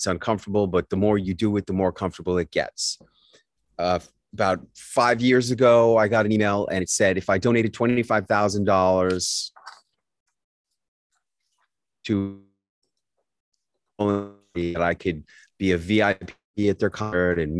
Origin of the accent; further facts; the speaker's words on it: New York City, New York, United States; When I was growing up in New York City, the drinking age was 18